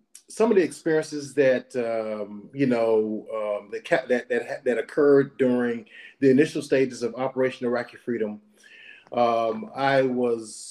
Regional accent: Butler, Alabama, United States; also born or lived in Meridian, Mississippi; I was born in Meridian, but you know, formative years were spent in a little small area in Alabama called Choctaw County, Butler, Alabama

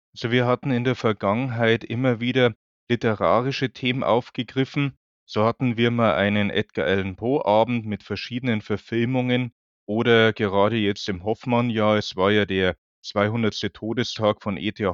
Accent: Bavaria, Germany; also born or lived in Munich; now in Hamburg, Germany; Ich bin, wie man vielleicht hört, Wahlhamburger. Ich bin eigentlich aus Bayern.

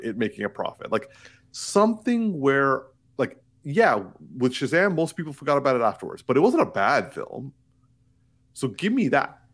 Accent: Markham, Ontario, Canada; I'm from Markham

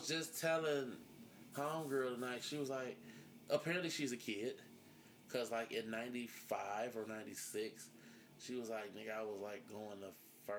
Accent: Cleveland Heights, Ohio, United States; I'm from Cleveland Heights, so, I mean, it's always been diverse.

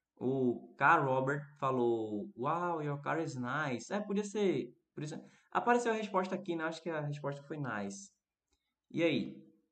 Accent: Recife, Pernambuco, Brazil; eu sou do Recife, né? Sou brasileiro.

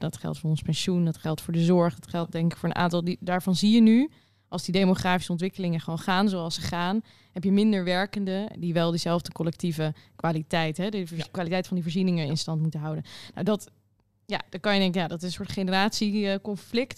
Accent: Rotterdam, South Holland, Netherlands; ik kom uit Rotterdam, daar woon ik

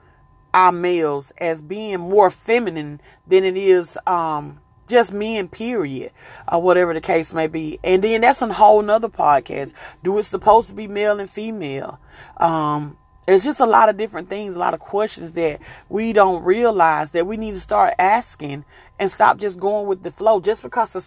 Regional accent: the South, United States; I'm from the South

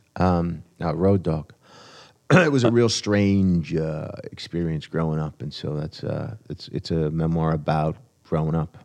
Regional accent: New Jersey, United States; now in New York City, United States; I grew up in Jersey

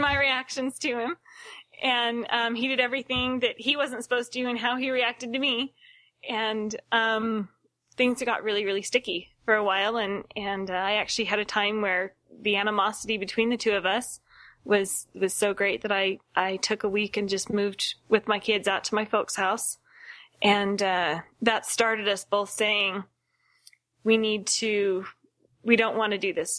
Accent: Seattle, Washington, United States; moved away as an adult; now in Utah, United States; I was born here in Utah, but my family moved to Seattle, and I grew up um, in that area and came back down to Utah to go to school

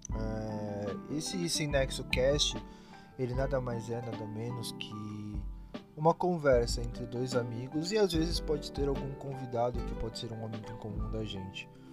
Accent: Brazil; a gente é brasileiro

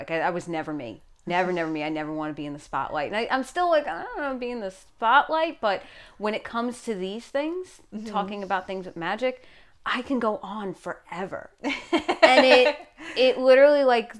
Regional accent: New York, United States; accent: New York; my New York accent

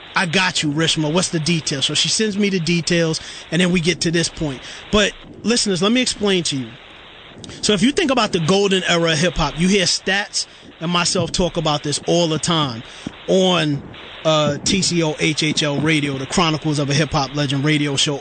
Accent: New York City, New York, United States; for me as a kid growing up in Brooklyn, New York, East New York, Brooklyn, in the early '90s

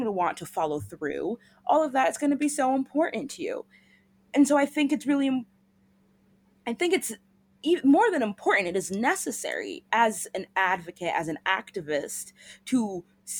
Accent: United States; as American citizens

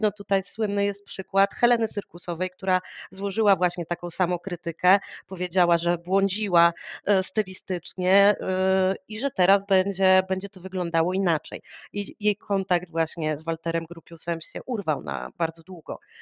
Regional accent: Warsaw, Masovian Voivodeship, Poland; ja jestem warszawianką, już pokolenie do tyłu, moi rodzice już się wychowywali w Warszawie, więc e, ja wyrosłam w tym miejscu

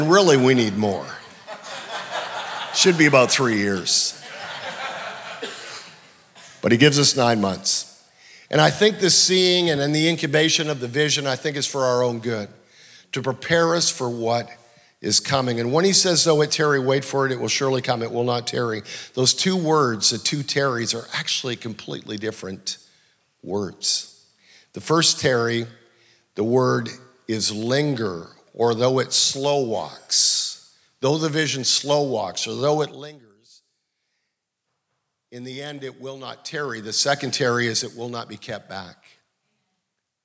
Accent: Canada; I'm from Canada.

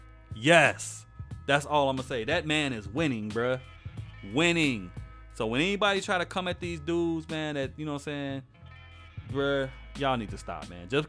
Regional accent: Chicago, Illinois, United States; y'all know I'm from Chicago

